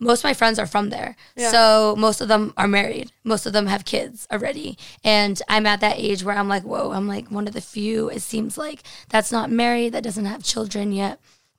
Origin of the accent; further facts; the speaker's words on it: Andover, Massachusetts, United States; moved away as an adult; also born or lived in Boston, United States; now in Los Angeles, United States; I'm not actually from Boston. I'm from Andover, kind of like a rich, preppy town that's like really into sports.